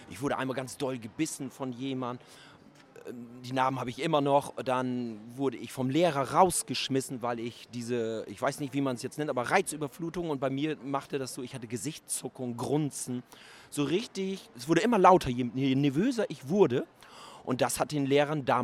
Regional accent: Schwaneburgermoor, Lower Saxony, Germany; also born or lived in Wittmund; da beschreibe ich meine Kindheit in Schwaneburger Moor. Und die ging vom, ich kann mich ab meinem vierten Lebensjahr, kann ich mich eigentlich an jeden Tag erinnern. Und wir sind mit zehn Jahren sind wir von Schwaneburger Moor nach Wittmund gezogen, also nach Ostfriesland.

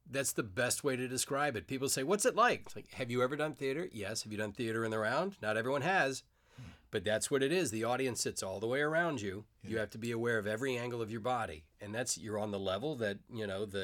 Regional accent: Savannah, Georgia, United States; I grew up in Savannah, Georgia. In Savannah, Georgia. Deep South. I don't have the accent anymore. Just I gradually lost it. I had it when I was a teenager.

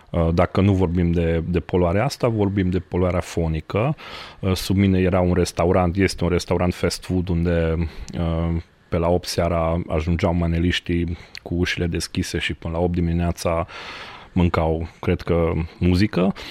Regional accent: Cluj-Napoca, Cluj County, Romania; Romanian is a second language; moved away as an adult; now in Pietroasa, Romania; sunt clujan, jet be jet, dar m-am mutat cu pandemia asta într-un sătuc uh, micuț de lângă Cluj, uh, de lângă Turda, de fapt, uh, sus în munți, Pietroasa se numește, e la o oră de Cluj, de acolo vin

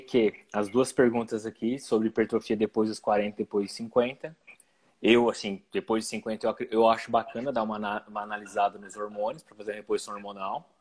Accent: Ribeirão Preto, São Paulo, Brazil; eu cresci aqui em Ribeirão

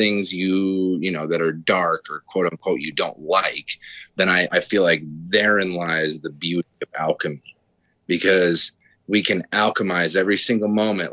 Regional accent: Taos, New Mexico, United States; also born or lived in Bozeman, Montana; now in Denver, United States; I was born in Bozeman, Montana. So, and also I was left Bozeman when I was 3 years old with my mom, and we moved to Taos, New Mexico.

